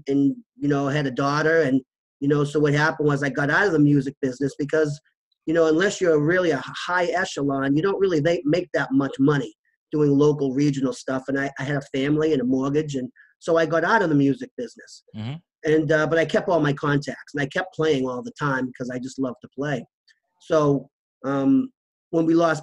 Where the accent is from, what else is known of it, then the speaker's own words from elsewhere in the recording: Waltham, Massachusetts, United States; we went to a local shelter that in my hometown, Waltham